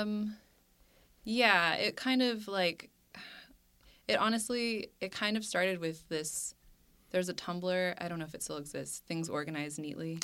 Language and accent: English; Cupertino, California, United States; I grew up in Cupertino